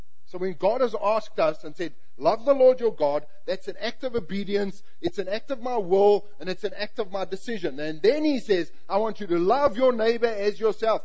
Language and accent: English; South Africa; moved away; we're both South African, I'm from the English part and culture